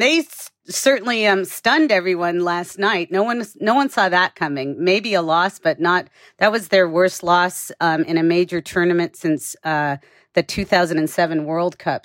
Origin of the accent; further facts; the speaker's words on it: United States; as an American